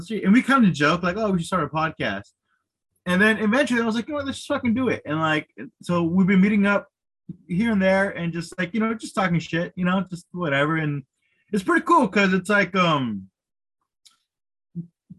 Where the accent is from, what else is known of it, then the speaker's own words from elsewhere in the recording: Milpitas, California, United States; now in San Jose, United States; I was born and raised in the South Bay. I'm currently living in San Jose. I've been living in San Jose for years. I started comedy while doing San Jose, but I was raised in Milpitas